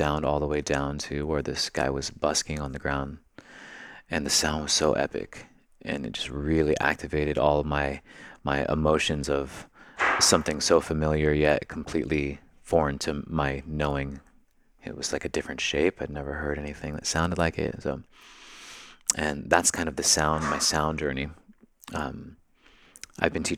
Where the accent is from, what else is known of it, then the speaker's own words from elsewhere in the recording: Bay Area, California, United States; I grew up in the Bay Area